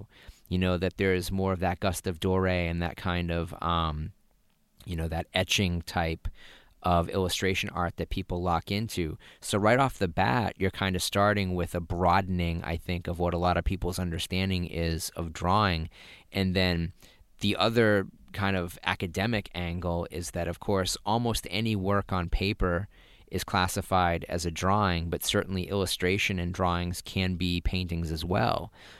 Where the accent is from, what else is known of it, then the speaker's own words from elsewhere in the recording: Massachusetts, United States; accent: Massachusetts; I suppress my Massachusetts accent as much as possible, too.